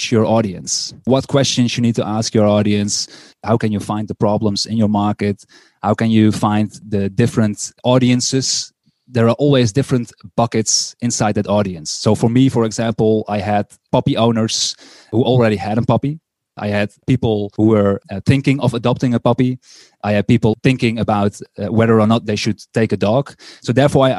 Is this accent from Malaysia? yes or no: no; Netherlands; English is a second language; I'm from the Netherlands